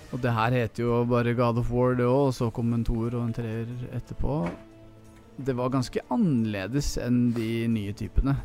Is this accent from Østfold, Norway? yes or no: no; Oslo, Norway; Tveitasenteret like ved der jeg vokste opp